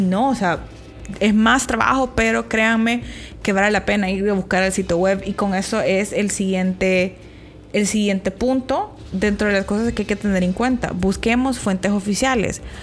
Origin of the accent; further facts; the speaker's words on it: El Salvador; nosotras que somos salvadoreñas